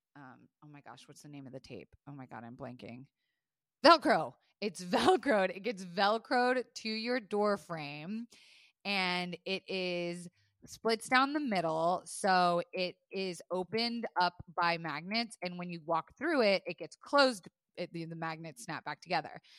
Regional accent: Florida, United States; I was raised in Florida

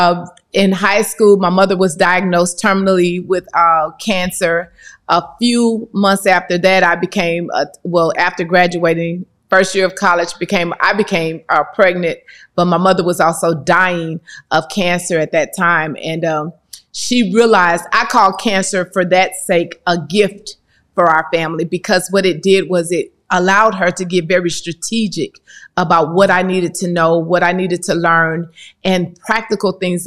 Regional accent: East St. Louis, Illinois, United States; grew up in East St. Louis. Love my city.

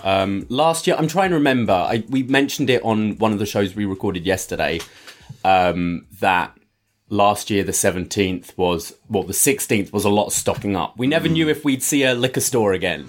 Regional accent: United Kingdom; I'm British

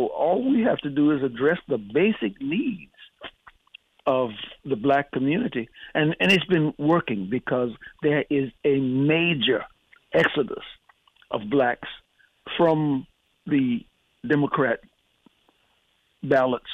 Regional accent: Louisiana, United States; moved away as an adult; born and raised in Louisiana, educated in the Northeast

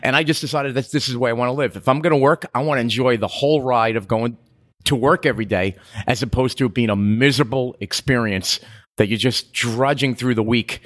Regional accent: New York, United States; accent: bridge and tunnel; moved away as an adult; now in Key West, United States; growing up in New York

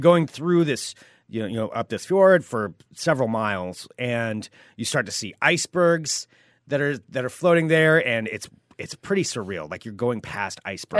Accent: Portland, Oregon, United States; most of us from Portland

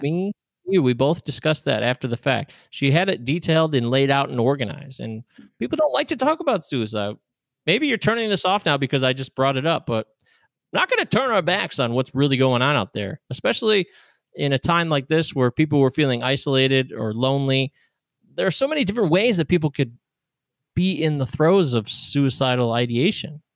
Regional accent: United States; I'm an American

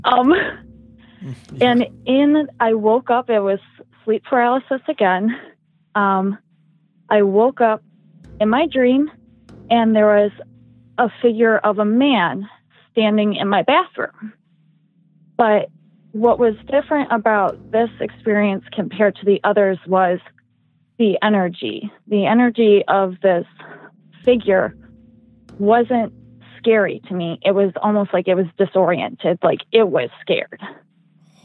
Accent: Midwest, United States; I am from the Midwest

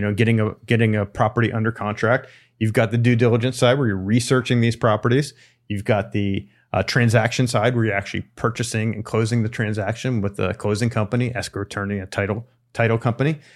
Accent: East Coast, United States; moved away; I'm from the East Coast

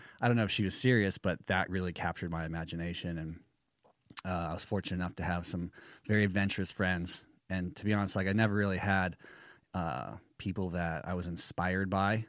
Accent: Costa Mesa, California, United States; I grew up brother, in, sister? Costa Mesa, California.

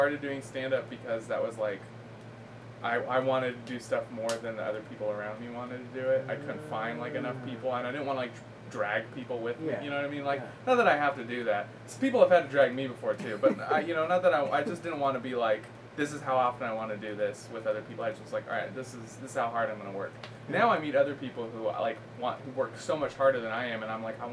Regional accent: Danville, California, United States; I'm from the suburbs of San Francisco

